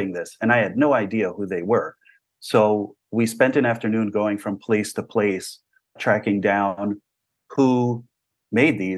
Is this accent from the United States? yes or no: yes; New Jersey, United States; I grew up in New Jersey, and my parents moved to America from Israel